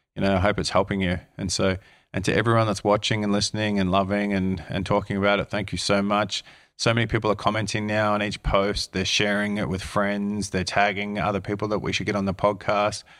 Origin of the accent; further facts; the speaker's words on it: Australia; moved away as an adult; now in New Zealand; as an Aussie who grew up in Australia